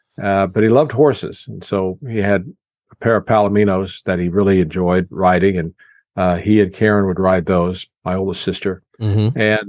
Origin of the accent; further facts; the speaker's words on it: Chrisman, Illinois, United States; Okay, well, until 1956, we lived in a home in town where my father had built, and that was nice.